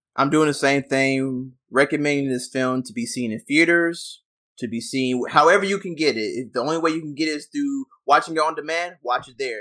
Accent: the South, United States; I came from the South as well

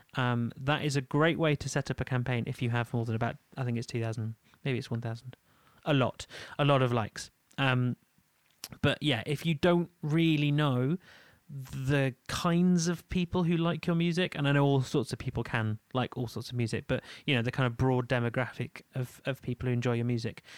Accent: Leeds, Yorkshire and the Humber, United Kingdom; moved away; I am from Leeds

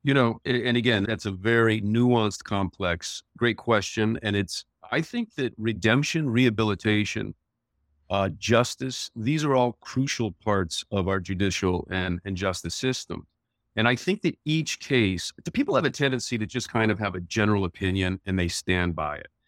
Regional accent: Las Vegas, Nevada, United States; also born or lived in New York; I was born in Las Vegas, and my parents moved there in sixty-five from Detroit

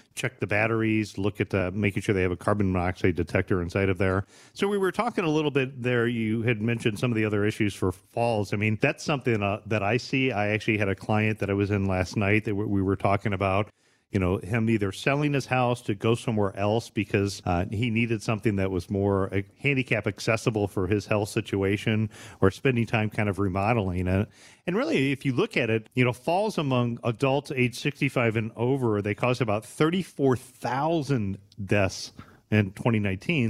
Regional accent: Bryan, Ohio, United States; growing up in Bryan, Ohio

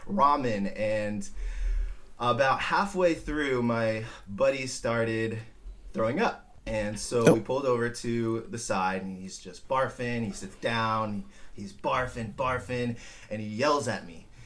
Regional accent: Simi Valley, California, United States; I am born and raised in Simi Valley

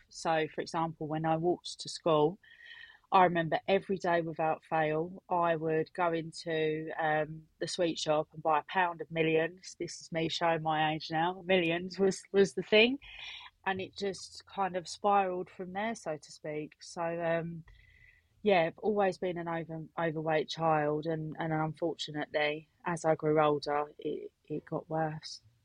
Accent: Essex, East of England, United Kingdom; I am 32 from Essex.

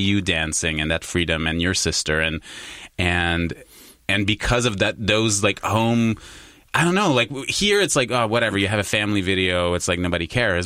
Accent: Quebec, Canada; I was I was born in Quebec. I was raised in Quebec

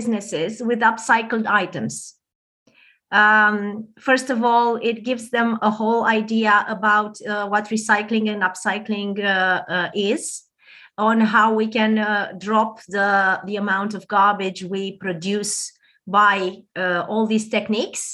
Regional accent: Romania; first language Romanian; English is a second language; I'm not a native speaker, so I hope I managed well. I'm from Romania.

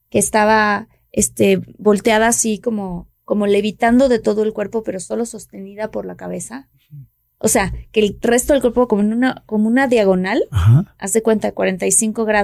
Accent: Villahermosa, Tabasco, Mexico; Soy de Villahermosa, Tabasco.

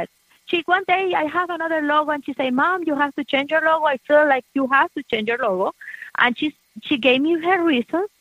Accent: Venezuela; moved away as an adult; also born or lived in Miami, United States; now in Americus, United States; when we came from Venezuela, we didn't have kids.

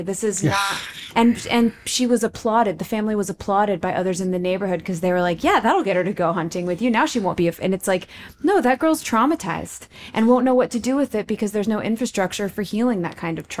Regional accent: Texas, United States; But also they're from, and I'm from the South, from Texas.

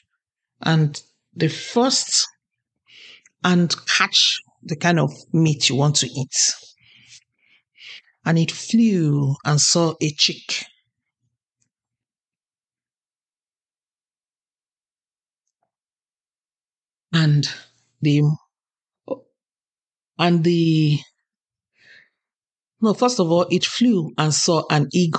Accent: Nigeria; now in Canada; I'm Nigerian Canadian.

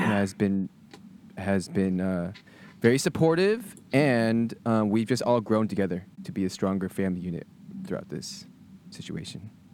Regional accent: Sugar Land, Texas, United States; moved away as an adult; also born or lived in Berkeley, California; born and raised in Texas, went to school at Berkeley

